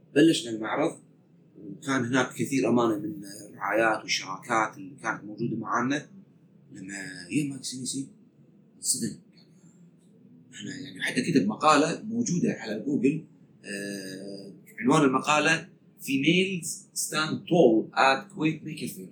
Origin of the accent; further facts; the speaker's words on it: Kuwait; قلنا من الكويت